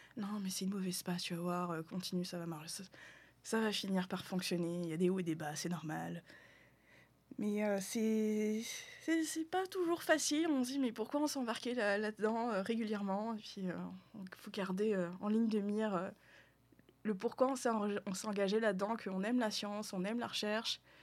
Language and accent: French; France; moved away as an adult; also born or lived in Quebec; now in Canada; je suis français